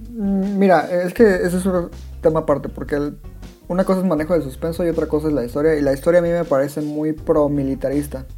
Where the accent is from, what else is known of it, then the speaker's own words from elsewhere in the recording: Mexico; yo como latino, como mexicano